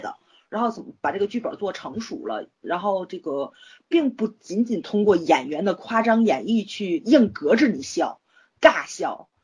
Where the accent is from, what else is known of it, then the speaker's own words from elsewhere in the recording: China; 我作为一个中国人